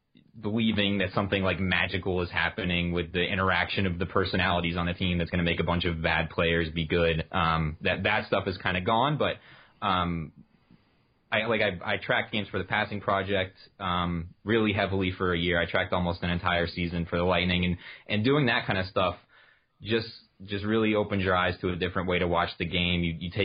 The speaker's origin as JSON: {"language": "English", "region": "New Jersey", "country": "United States", "tie": "born there", "also_born_or_lived": "Tampa", "said": "I was born in New Jersey. So my early hockey memories are like Devils, Rangers, that kind of era, like early 90s."}